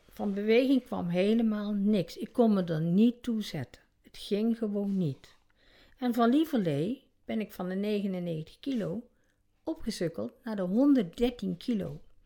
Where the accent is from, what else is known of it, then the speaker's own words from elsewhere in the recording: North Brabant, Netherlands; ik ben eh, geboren in Brabant